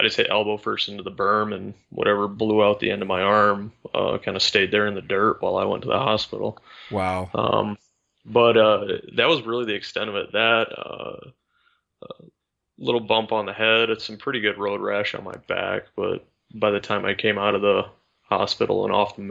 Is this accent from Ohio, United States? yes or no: no; Michigan, United States; up near my hometown, a little bit north in Michigan